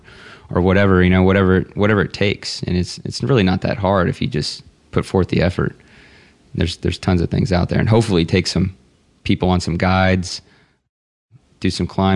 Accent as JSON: {"language": "English", "region": "Texas", "country": "United States", "said": "I'm from Texas"}